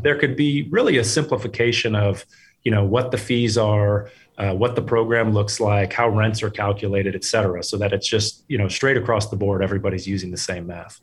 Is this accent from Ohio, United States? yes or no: no; Sausalito, California, United States; also born or lived in France; I grew up here in the Bay Area, uh, Marin County specifically